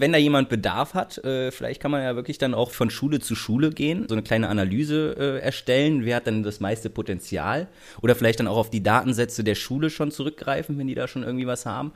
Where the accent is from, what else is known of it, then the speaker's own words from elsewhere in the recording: Germany; so wird man halt direkt als Deutscher identifiziert, ne, im Ausland